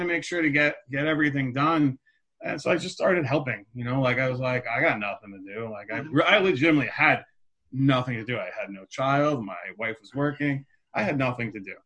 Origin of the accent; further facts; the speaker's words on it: Park Ridge, New Jersey, United States; I grew up in Park Ridge, which is northern